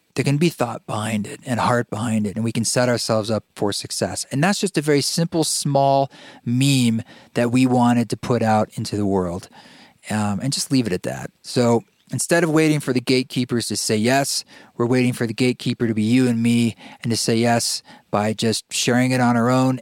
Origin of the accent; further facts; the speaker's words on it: Pacific Northwest, United States; I grew up in the Pacific Northwest